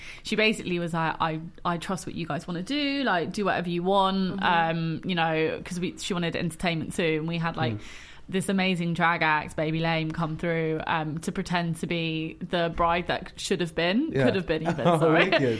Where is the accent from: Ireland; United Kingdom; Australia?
United Kingdom; London; we're both from London.